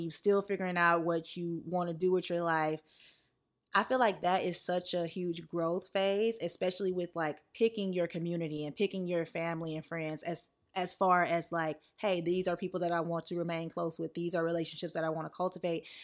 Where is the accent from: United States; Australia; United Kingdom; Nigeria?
United States; the South; moved away; growing up in the South